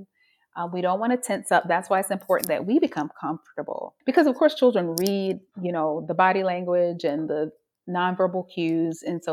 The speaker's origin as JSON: {"language": "English", "region": "North Carolina", "country": "United States", "said": "I am from North Carolina, so the South, but North Carolina"}